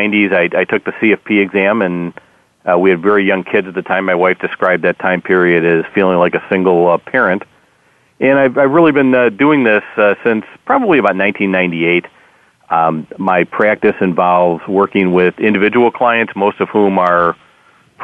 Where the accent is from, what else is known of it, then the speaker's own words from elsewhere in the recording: Wisconsin, United States; moved away as an adult; now in Chicago, United States; I grew up in Wisconsin, and I'm a diehard Packer fan living in Chicago